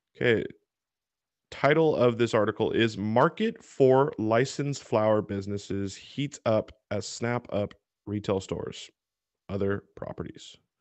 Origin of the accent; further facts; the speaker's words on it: Washington, United States; Washington State, my home state